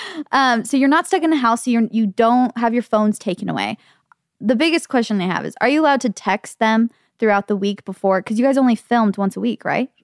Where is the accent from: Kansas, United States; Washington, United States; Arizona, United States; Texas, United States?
Arizona, United States; Gilbert; growing up in Gilbert